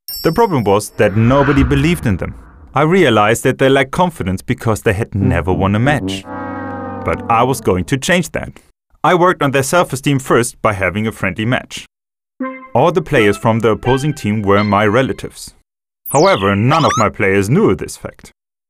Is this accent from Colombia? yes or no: yes; Colombia; I'm from Colombia, and I live in Bogota.